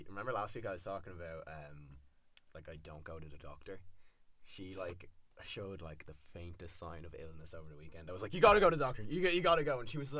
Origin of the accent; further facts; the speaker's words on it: London, United Kingdom; Growing up in North London